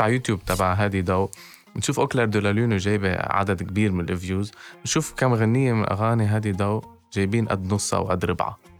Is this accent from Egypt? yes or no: no; Lebanon; عندنا بلبنان